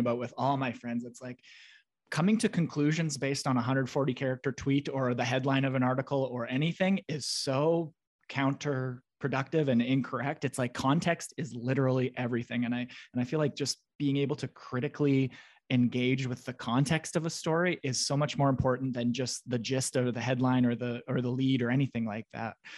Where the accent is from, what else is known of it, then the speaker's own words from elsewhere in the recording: Russell, Manitoba, Canada; I'm from Russell, Manitoba, which is a small town